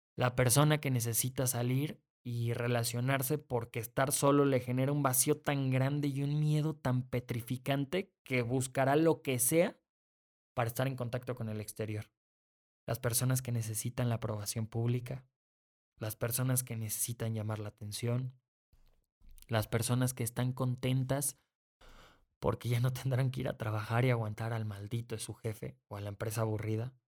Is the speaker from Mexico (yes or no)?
yes; Mexico; soy mexicano.